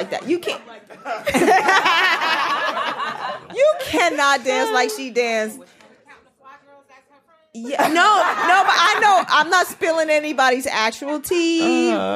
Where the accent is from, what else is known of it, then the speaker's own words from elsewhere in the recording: Washington, District of Columbia, United States; I grew up in DC